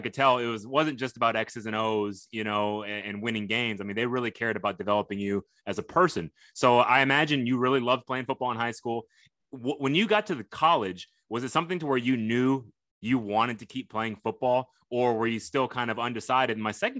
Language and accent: English; Texas, United States; And I'm from Texas